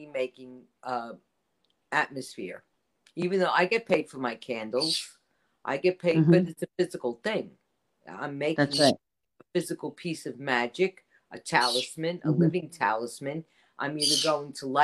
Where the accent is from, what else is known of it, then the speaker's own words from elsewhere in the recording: New York City, New York, United States; I grew up in the Bronx.